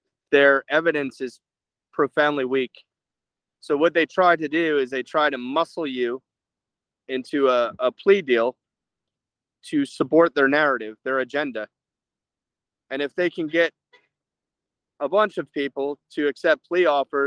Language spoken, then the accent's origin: English; United States; We're American men